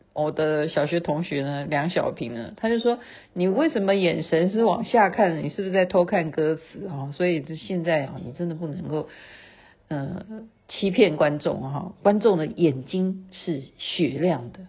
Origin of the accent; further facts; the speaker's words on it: Taiwan; 因为我是台湾来的